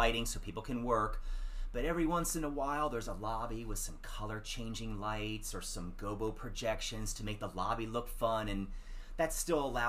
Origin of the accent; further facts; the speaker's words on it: Washington, District of Columbia, United States; also born or lived in Michigan; I was born in Michigan, and I was raised in the D.C. area.